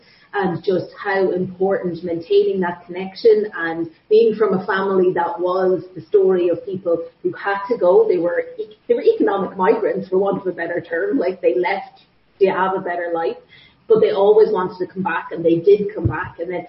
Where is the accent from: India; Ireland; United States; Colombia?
Ireland; Meath, Leinster; moved away as an adult; also born or lived in Galway / Kildare; now in Canada; I would say that I'm a Galway girl, but on technicalities, you could say I'm from Meath. And then I've lived for almost the last 20 years, almost entirely in Kildare.